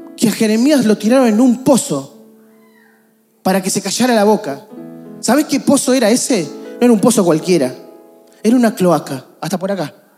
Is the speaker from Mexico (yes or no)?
no; Argentina; A nosotros nos encantaría como argentinos vivir en un país estable.